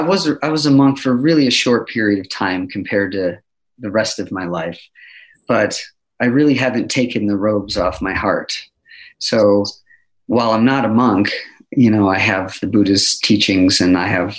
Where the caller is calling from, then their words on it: Boise, Idaho, United States; I'm checking in from pretty sunny Boise, Idaho.